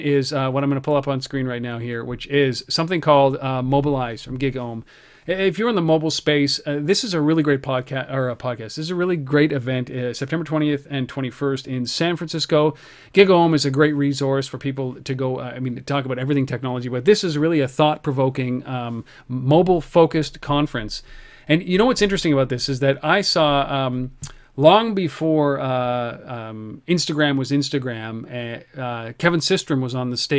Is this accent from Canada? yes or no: yes; Canada; I'm a Canadian